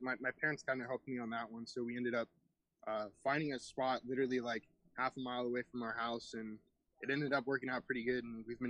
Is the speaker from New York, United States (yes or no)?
yes; New York, United States; born there; also born or lived in Florida; I'm 19 years old. I'm originally from, I was born in New York. And then we ended up moving to Florida